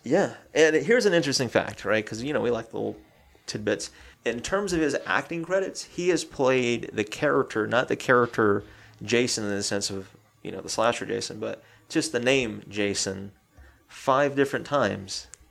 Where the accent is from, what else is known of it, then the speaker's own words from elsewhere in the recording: Southeast, United States; I grew up in the Southeast